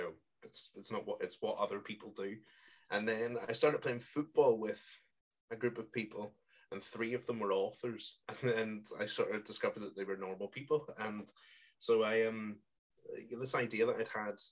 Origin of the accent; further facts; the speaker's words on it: Coleraine, Northern Ireland, United Kingdom; now in Marple, United Kingdom; my hometown of Coleraine in Northern Ireland